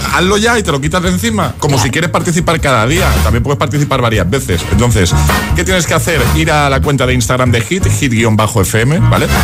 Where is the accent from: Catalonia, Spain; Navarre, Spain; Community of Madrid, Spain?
Catalonia, Spain; El Prat de Llobregat; Yo soy del Prat.